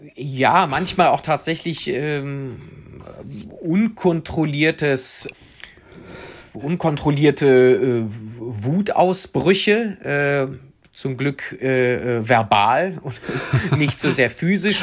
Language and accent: German; Cologne, North Rhine-Westphalia, Germany; also born or lived in Spain / Prenzlauer Berg, Berlin; now in Berlin, Germany; als Kölner und äh, Spanier